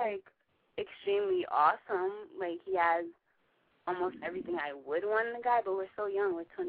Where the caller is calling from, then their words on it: New York, United States; I'm 21. I'm calling from New York.